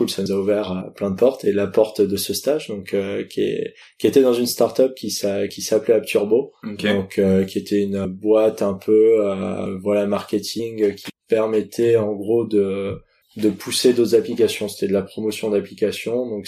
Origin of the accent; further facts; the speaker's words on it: Lyon, Auvergne-Rhône-Alpes, France; born there; also born or lived in Paris region; je suis né à Lyon, j'habite en région parisienne, j'habite Guyane